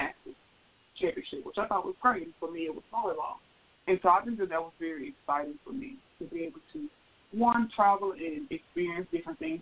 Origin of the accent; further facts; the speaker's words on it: Memphis, Tennessee, United States; I am from Memphis, Tennessee, born and raised in the South, went to school in the South